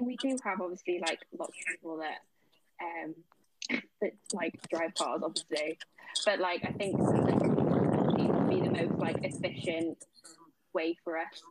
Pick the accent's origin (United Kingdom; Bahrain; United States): United Kingdom; we think as Brits